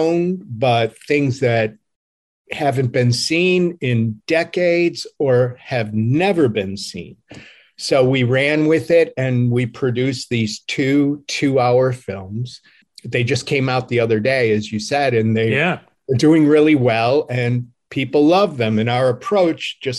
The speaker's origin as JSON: {"language": "English", "town": "Cleveland", "region": "Ohio", "country": "United States", "tie": "born or raised there", "said": "my hometown of Cleveland, Ohio"}